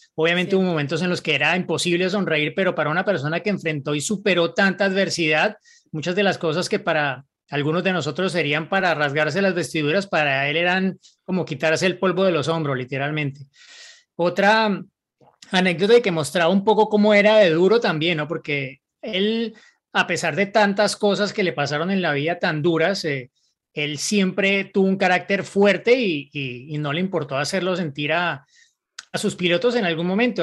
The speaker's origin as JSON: {"language": "Spanish", "region": "Mexico City", "country": "Mexico", "moved": "yes", "lives_now": "Germany", "said": "soy de la Ciudad de México pero actualmente vivo en Alemania"}